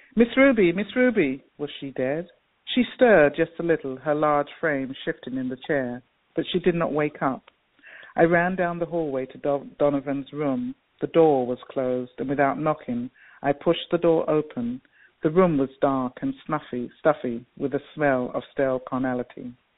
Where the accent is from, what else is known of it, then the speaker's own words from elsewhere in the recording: London, United Kingdom; moved away as an adult; also born or lived in Jamaica; now in United States; I grew up in England. I went to England when I was three